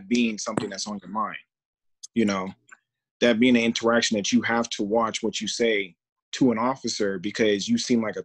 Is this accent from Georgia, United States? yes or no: yes; Georgia, United States; now in Las Vegas, United States; I do live in Vegas, but I'm from Georgia. And it's one of those things, like, being in the South and growing up